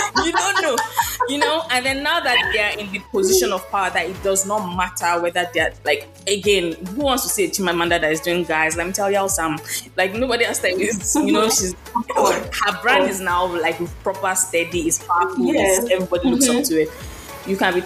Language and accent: English; Nigeria; moved away; I'm from Nigeria and my that language we speak, our official language is English